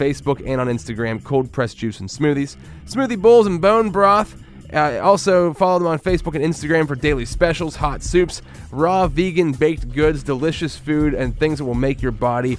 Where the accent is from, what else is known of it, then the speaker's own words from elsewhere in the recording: Central Pennsylvania, United States; I'm from Central Pennsylvania.